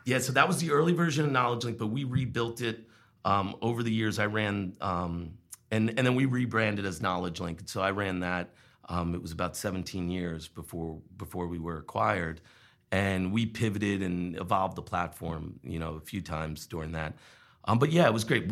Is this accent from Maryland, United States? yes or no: no; Long Island, New York, United States; born or raised there; moved away as an adult; also born or lived in Wilmington, Vermont; now in Vermont, United States